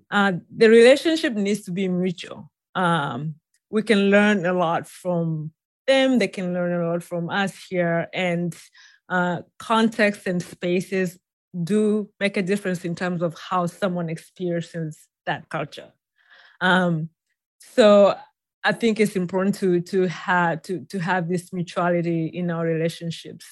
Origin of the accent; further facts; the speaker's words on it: Tanzania; moved away as an adult; now in United States; I was born and raised in Tanzania